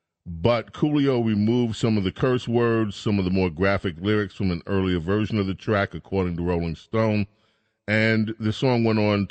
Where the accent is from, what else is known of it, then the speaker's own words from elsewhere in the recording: New York, United States; I'm from New York